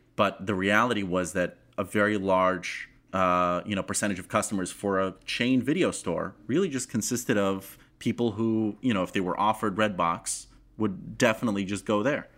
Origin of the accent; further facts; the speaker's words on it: Moscow, Russia; English is a second language; moved away; I'm a child of the former Soviet Union. I grew up in Moscow